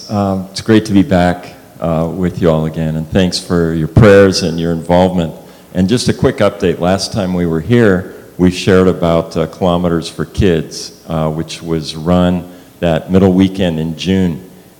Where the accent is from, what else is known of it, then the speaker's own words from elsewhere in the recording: Germany; born there; also born or lived in Austria; Yeah, I was born in Germany. My parents were missionaries in Germany at the time.